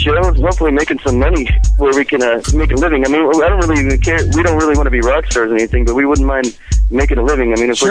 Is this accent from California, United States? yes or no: yes; Riverside, California, United States; I'm 29 and from Riverside, California.